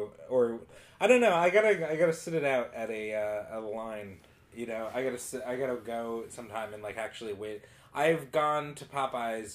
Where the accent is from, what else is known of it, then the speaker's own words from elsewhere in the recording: New York, United States; I'm a New Yorker